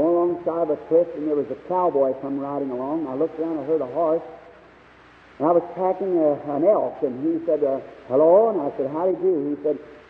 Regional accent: Indiana, United States

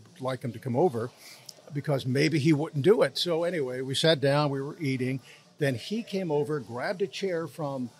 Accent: Philadelphia, Pennsylvania, United States; moved away; I'm from Philadelphia, and I wound up working in my hometown

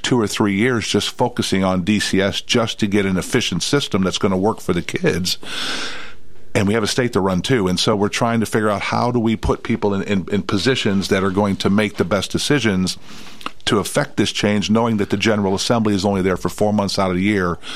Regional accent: St. Louis, Missouri, United States; now in Tennessee, United States; I'm from St. Louis

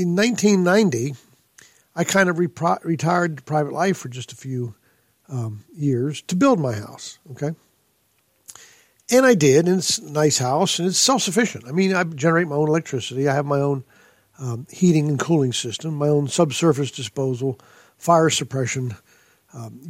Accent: Pittsburgh, Pennsylvania, United States; moved away as an adult; also born or lived in California; now in Pulaski, Tennessee, United States; I grew up in Pittsburgh, Pennsylvania, and I went to college there

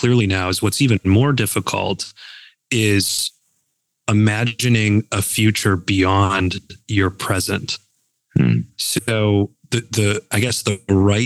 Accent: Buffalo, New York, United States; now in Cleveland, United States; born and raised in Buffalo

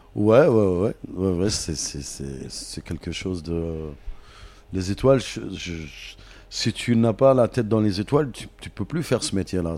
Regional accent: Paris, Île-de-France, France; also born or lived in Algeria; je suis parisien

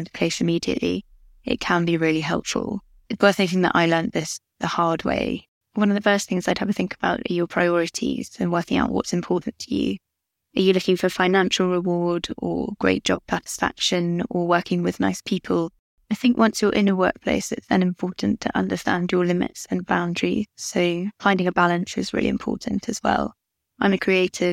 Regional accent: London, United Kingdom; I'm 28 and I'm from London.

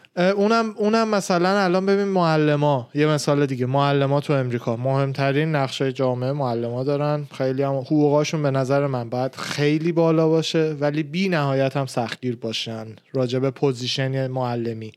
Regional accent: Tehran, Tehran Province, Iran; من خودم تهران به دنیا آمدم، بزرگ شدم

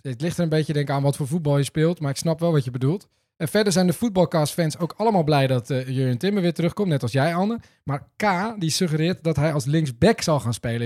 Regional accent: Netherlands; ons als Nederlanders

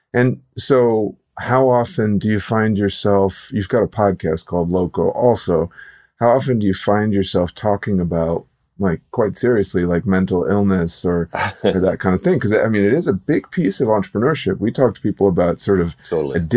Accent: Minnesota, United States; accent: northern; moved away; I grew up partially in Minnesota, so we can slide into a little bit of northern accent

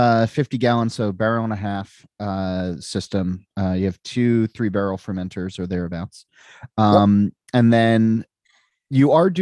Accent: New Jersey, United States; I'm from New Jersey

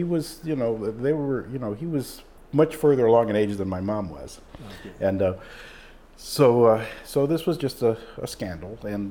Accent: Brooklyn, New York, United States; born there; Yeah, I was born in Brooklyn in 1956.

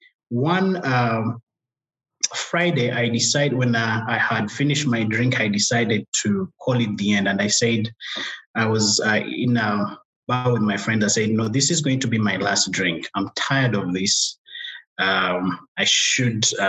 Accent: Uganda; English is a second language; moved away as an adult; now in Rwanda; So I was born in Uganda. So I grew up there, speaking Luganda as a local language there

